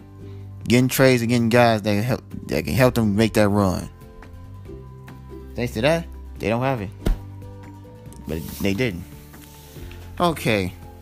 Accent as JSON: {"language": "English", "town": "Chicago", "region": "Illinois", "country": "United States", "said": "You know, I'm a Cubs fan. You know, I'm from Chicago."}